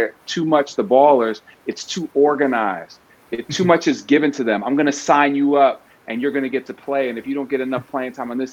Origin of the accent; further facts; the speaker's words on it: New York, United States; I'm from New York and I knew who Rafel was when I was growing up